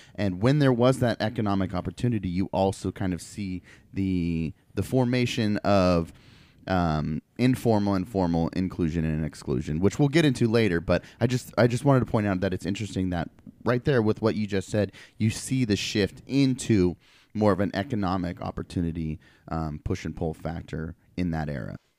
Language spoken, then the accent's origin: English; Portland, Oregon, United States; I grew up in Portland